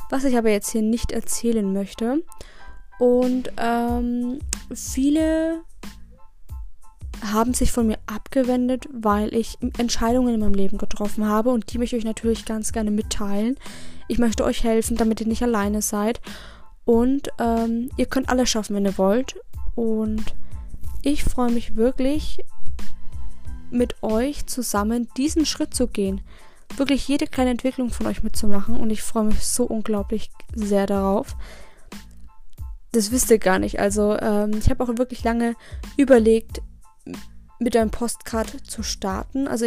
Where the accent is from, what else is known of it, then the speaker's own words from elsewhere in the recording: Regensburg, Bavaria, Germany; born there; ich bin am 27. März 2000 geboren in Regensburg tatsächlich.